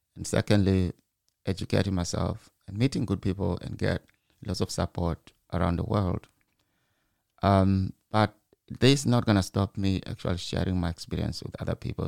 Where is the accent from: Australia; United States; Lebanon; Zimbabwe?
Zimbabwe; moved away as an adult; now in United Kingdom; I'm from Zimbabwe. Maybe because I was born in the village